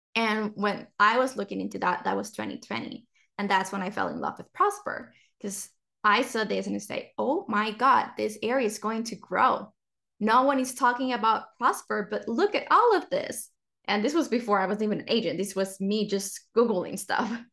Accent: Puerto Rico; now in Texas, United States; growing up in Puerto Rico

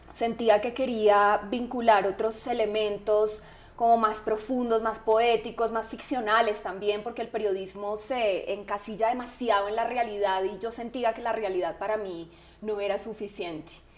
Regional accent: Manizales, Caldas, Colombia; yo nací en Manizales, también una ciudad muy diferente a Bogotá

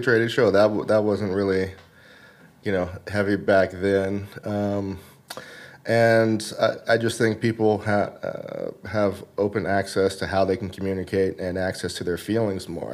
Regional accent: the South, United States; now in Los Angeles, United States; growing up in the South

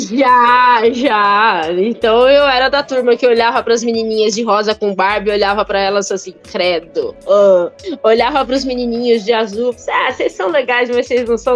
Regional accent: Italy; born there; Portuguese is a second language; Ué, eu nasci na Itália, falo francês, inglês e, e mal, mais ou menos o português, ainda é pra escolher.

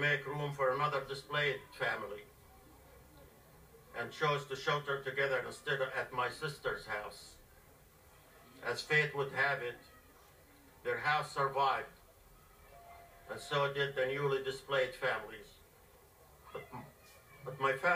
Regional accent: Gaza, Gaza Strip, Palestine; now in Northern Virginia, United States; I was born and raised in Gaza

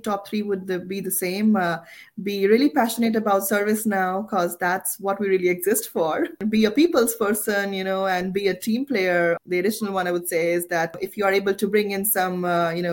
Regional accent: India; also born or lived in Alberta, Canada; now in Canada; my home country, India.

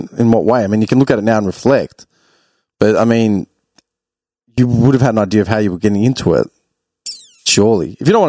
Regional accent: Clayton, Victoria, Australia; I grew up in Clayton, bro.

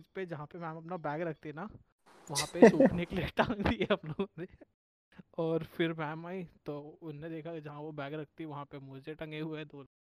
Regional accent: near the Chambal valley, India; मेरा गांव है ना बेसिकली वो उधर पे जो चंबल अम्बल का पूरा घाटी है हम्म, हम्म। उसके पास का है

